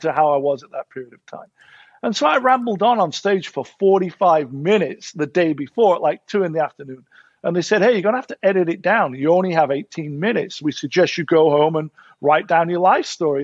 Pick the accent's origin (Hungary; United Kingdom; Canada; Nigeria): United Kingdom; Sheffield, Yorkshire and the Humber; moved away as an adult; now in Los Angeles, United States; As a kid growing up in Sheffield